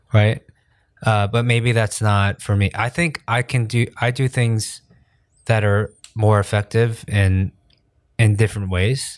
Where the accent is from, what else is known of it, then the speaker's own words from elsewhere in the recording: New York, United States; moved away as an adult; now in South Korea; I grew up in New York